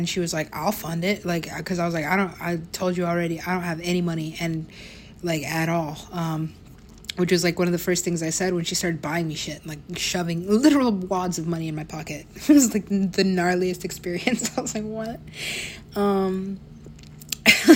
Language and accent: English; United States; also born or lived in Mexico